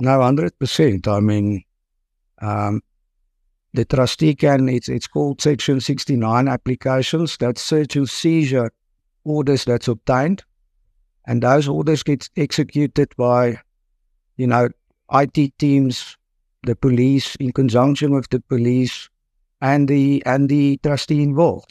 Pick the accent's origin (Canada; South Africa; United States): South Africa; Potchefstroom, North West; now in Pretoria, South Africa; I'm born and bred in Port of Durham, so I studied there in at the University in Potchefstroom